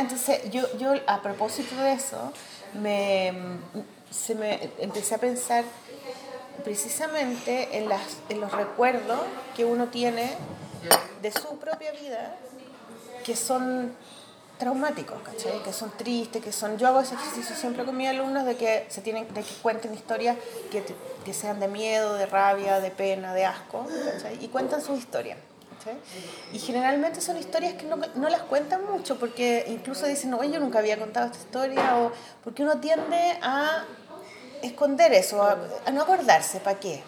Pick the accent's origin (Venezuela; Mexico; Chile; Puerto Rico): Chile; yo soy dibujante chilena